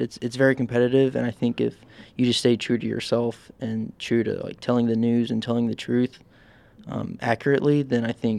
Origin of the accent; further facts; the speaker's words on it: Nashville, Tennessee, United States; moved away as an adult; also born or lived in Bowling Green, Kentucky; I'm from Nashville, Tennessee.